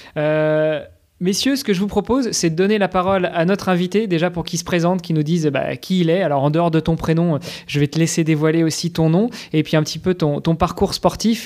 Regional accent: Luxembourg; chez nous à Luxembourg.

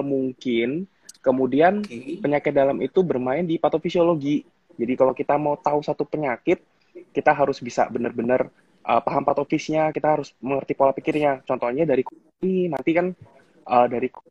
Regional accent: Jakarta, Indonesia; moved away as an adult; also born or lived in Solo; now in Semarang, Indonesia; saya dari Jakarta dulu waktu SMA saya di Jakarta. Jadi dari kecil sampai SMA itu saya di Jakarta

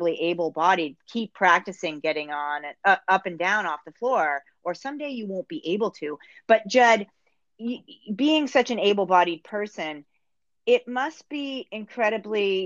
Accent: Northeast, United States; now in Canada; as an American, I didn't in the Northeast, I didn't grow up with curling.

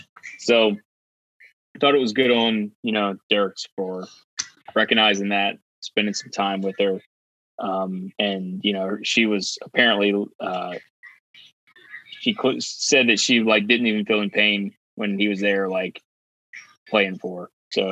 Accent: Phoenix, Arizona, United States; the biggest shows at MSG and Bridgestone Arena and my hometown arena in Phoenix.

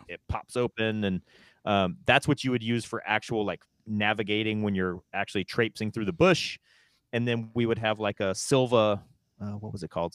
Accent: North Carolina, United States; moved away; also born or lived in West Coast; I'm from the South, I'm from North Carolina.

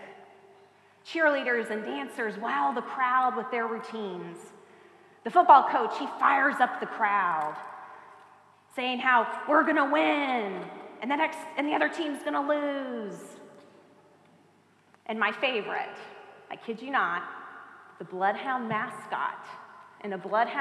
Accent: Auburndale, Florida, United States; I grew up in Auburndale, a small town between here and Tampa

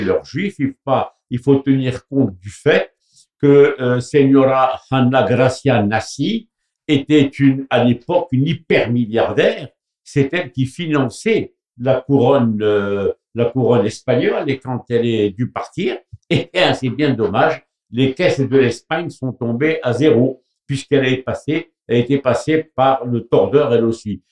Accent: Morocco; moved away; je viens du Maroc

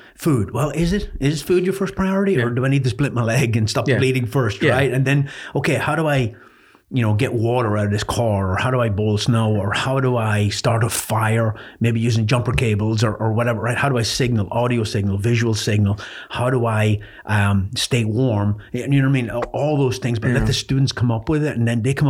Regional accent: Ireland; moved away; I was born in Ireland

